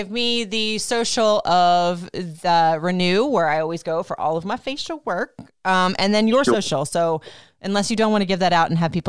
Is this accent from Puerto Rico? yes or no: yes; Puerto Rico; I'm from Puerto Rico, for goodness sakes. We have something in there that's used to the sun